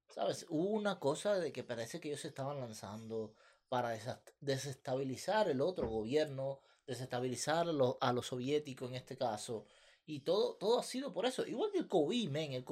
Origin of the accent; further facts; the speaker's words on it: Cuba; moved away; Sí, nosotros somos de Cuba, pero eh, no estamos cerca del mar.